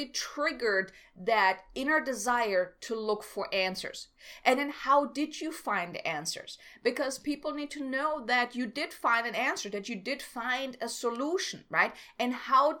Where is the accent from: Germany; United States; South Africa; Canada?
Germany; moved away as an adult; I'm from Germany. I came here